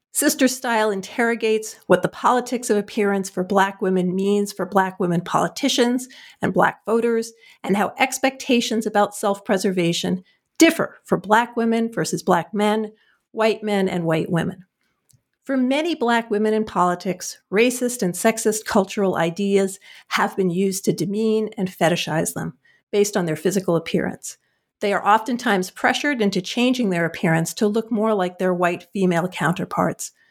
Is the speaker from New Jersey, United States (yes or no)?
yes; New Jersey, United States; I'm from New Jersey